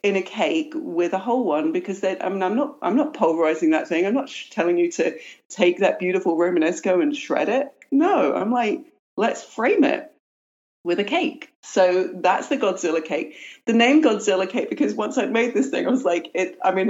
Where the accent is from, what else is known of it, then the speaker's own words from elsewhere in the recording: London, United Kingdom; now in United States; I was raised in London